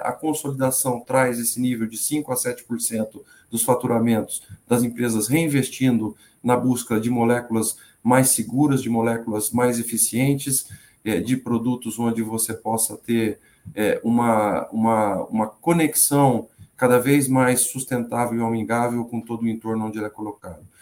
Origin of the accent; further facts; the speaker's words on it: Presidente Prudente, São Paulo, Brazil; moved away as an adult; also born or lived in Londrina; eu, eu sou natural de Presidente Prudente. Presidente Prudente é ali no sudoeste do estado de São Paulo